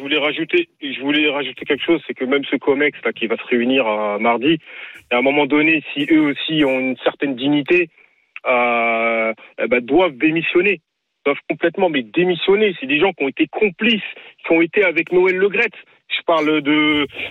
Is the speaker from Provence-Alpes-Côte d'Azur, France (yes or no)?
yes; Marseille, Provence-Alpes-Côte d'Azur, France; je suis de Marseille, donc je suis abonné au virage